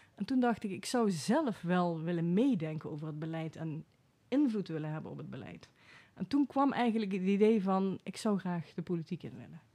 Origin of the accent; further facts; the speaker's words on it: Venlo, Limburg, Netherlands; moved away as an adult; also born or lived in Enschede / Veldhoven; now in Den Bosch, Netherlands; in Venlo ben ik opgegroeid